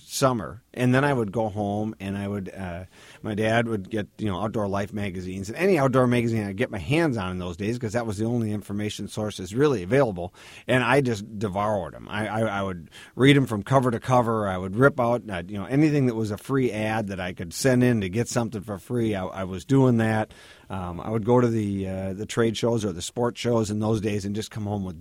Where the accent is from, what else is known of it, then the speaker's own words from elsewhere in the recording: Minneapolis, Minnesota, United States; I'm born and raised in Minneapolis, in the heart of the city, right, just a couple blocks south of Lake Harriet